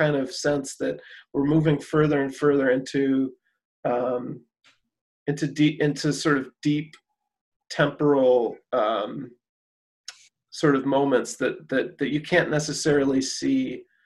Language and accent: English; Chicago, Illinois, United States; moved away as an adult; now in Cleveland, United States; I'm from the Chicago area